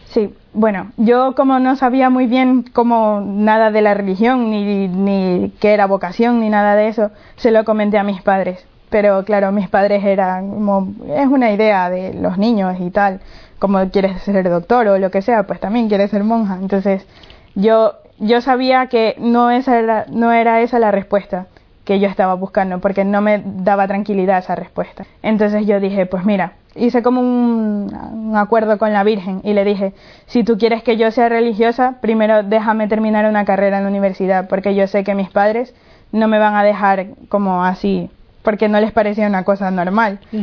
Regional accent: Ecuador; soy de Ecuador

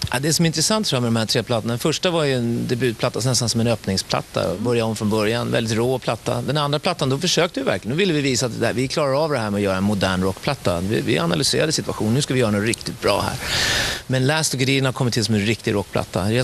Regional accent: Stockholm, Stockholm County, Sweden; also born or lived in Gothenburg; sen flyttade mina föräldrar till Stockholm, så jag är stockholmare

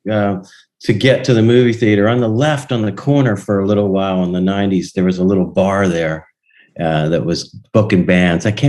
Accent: Donora, Pennsylvania, United States; i went back to my hometown and uh, 2018.

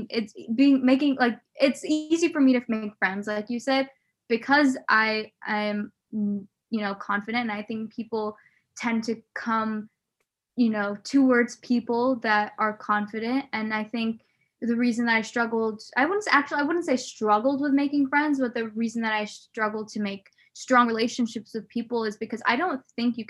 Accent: Nebraska, United States; I grew up in Nebraska

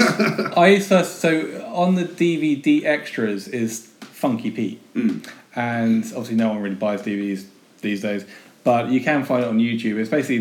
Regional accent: United Kingdom; we're British.

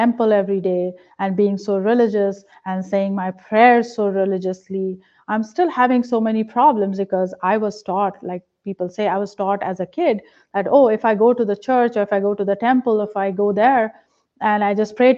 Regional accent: India; now in Pennsylvania, United States; I was a very religious person growing up in a religious household in India

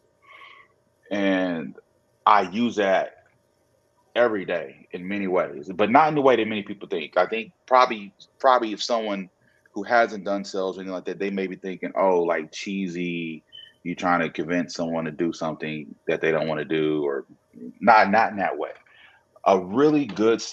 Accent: Oklahoma City, Oklahoma, United States; as an Oklahoma City native

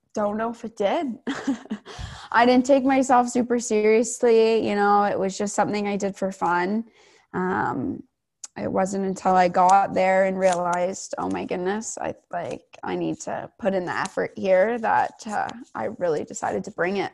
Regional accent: Ancaster, Ontario, Canada; I grew up playing for my hometown in Ancaster all the way up

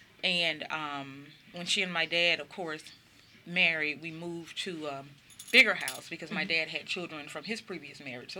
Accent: Mississippi, United States; So I think the best word that I could choose for growing up in Mississippi, growing up the way I did, was mm-hmm. life-changing.

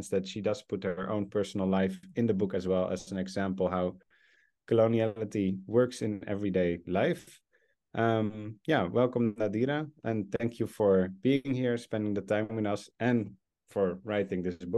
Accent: South Africa; And of course, as a South African, I think that is strongly felt that we should be in solidarity with what's happening there now.

